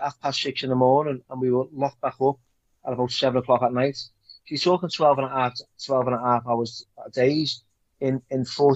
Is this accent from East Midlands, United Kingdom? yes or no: no; Liverpool, North West England, United Kingdom; growing up in Liverpool